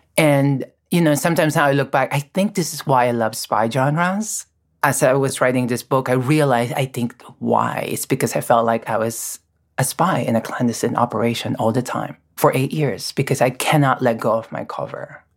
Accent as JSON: {"language": "English", "country": "Philippines", "tie": "born or raised there", "moved": "as an adult", "lives_now": "United States", "said": "I'm born and raised in the Philippines"}